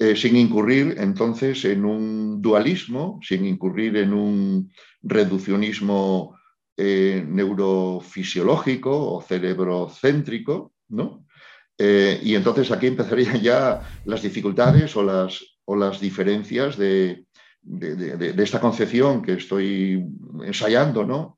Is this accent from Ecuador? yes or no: no; Spain; yo soy un, psicólogo español